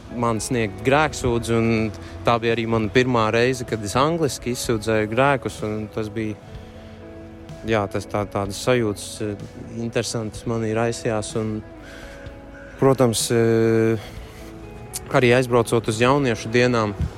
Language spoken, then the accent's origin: Latvian; Daugavpils, Latgale, Latvia; Esmu no Daugopils